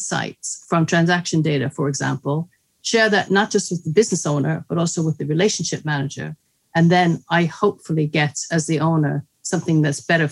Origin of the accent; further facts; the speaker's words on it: New York, United States; moved away; I'm from New York, although my dad was Italian